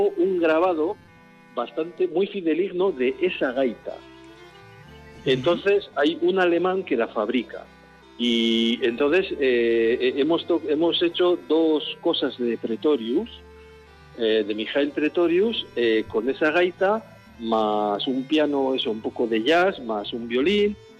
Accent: Guevara, Basque Country, Spain; mi pueblo

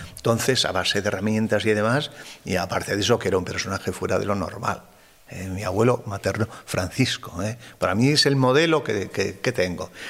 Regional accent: Arizcun, Navarre, Spain; also born or lived in Bozate; yo nací en Arizcun

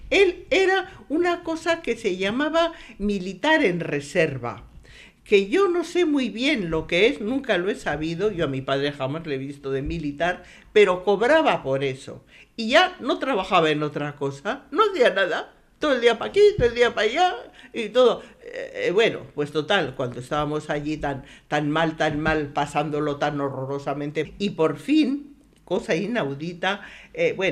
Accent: San Sebastián, Basque Country, Spain; born there; Aquí mismo, muy cerquita de aquí, porque nací en mi casa en Duque de Mandas

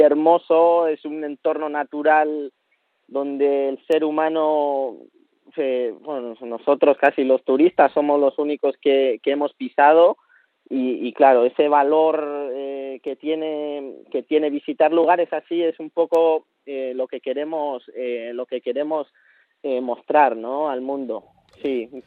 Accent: Basque Country, Spain; moved away as an adult; now in Chile; ese me lo traigo del País Vasco, ese conocimiento me lo traigo de, de mi pueblo

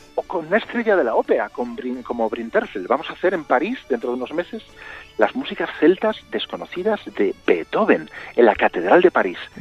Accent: Vigo, Galicia, Spain; Yo nací en Vigo, eh, aunque mi mamá es de Madrid

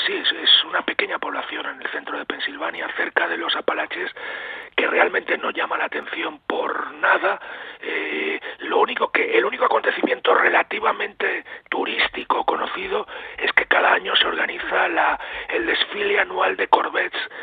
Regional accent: Spain; also born or lived in Pennsylvania, United States; yo cuando era niño, evidentemente en la España de los años 60

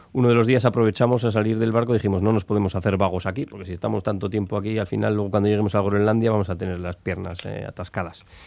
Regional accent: Amurrio, Basque Country, Spain; soy de Amurrio, eso está muy adentro

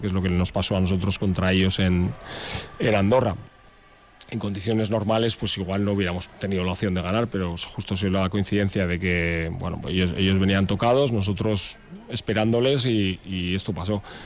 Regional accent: Portugalete, Basque Country, Spain; moved away as an adult; now in Vitoria-Gasteiz, Spain; no nací aquí, soy de Portugalete, pero vivo aquí desde, desde que vine a estudiar la carrera

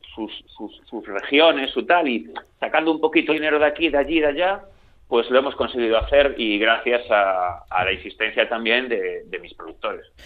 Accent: Galicia, Spain; yo soy, como se me nota, soy gallego, aquí en la televisión de Galicia

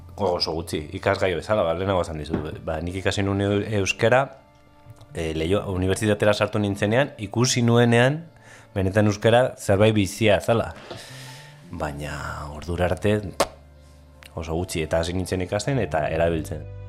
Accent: Basauri, Basque Country, Spain; basauri, basauri arra izanek, e, bakarrik ezagutu dut maketoen mundu hori

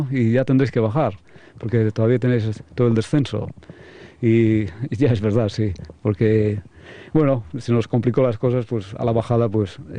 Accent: Basque Country, Spain; Ya, que de los mejores eh, somos nosotros, los vascos, porque sois como la familia para mí.

